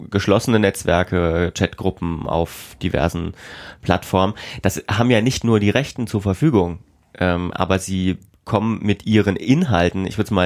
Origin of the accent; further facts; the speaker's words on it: East Germany, Germany; weil ich bin auch Ostdeutscher